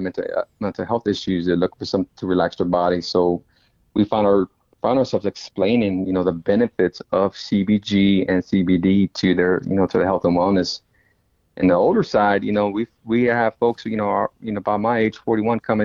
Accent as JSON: {"language": "English", "town": "Dallas", "region": "Texas", "country": "United States", "said": "My wife, my family, we're from Oak Cliff"}